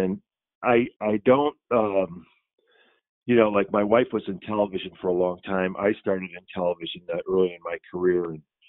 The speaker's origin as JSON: {"language": "English", "region": "Midwest", "country": "United States", "said": "I'm like a Midwesterner, like, no."}